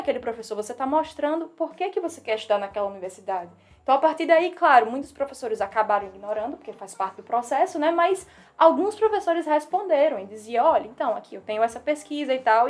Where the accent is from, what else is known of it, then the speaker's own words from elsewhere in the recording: Northeast Region, Brazil; accent: nordestino; first language Portuguese; moved away as an adult; now in United States; o meu sotaque nordestino também que é carregado.